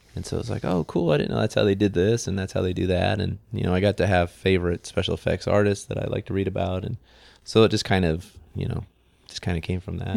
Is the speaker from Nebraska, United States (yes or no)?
yes; McCook, Nebraska, United States; I grew up in McCook, Nebraska